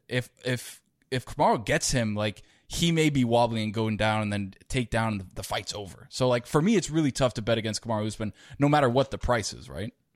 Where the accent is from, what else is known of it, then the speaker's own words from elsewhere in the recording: Miami, Florida, United States; I live in Miami and been born and raised in Miami